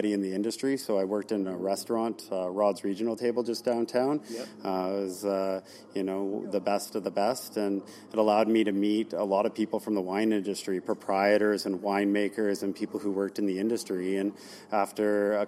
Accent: Port Alberni, British Columbia, Canada; I was born in Port Alberni.

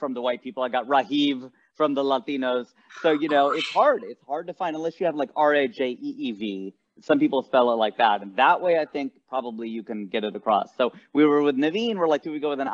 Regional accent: outside of Cincinnati, Ohio, United States; moved away as an adult; now in California, United States; I was born in Ohio and I grew up there, spent 30 years of my life there

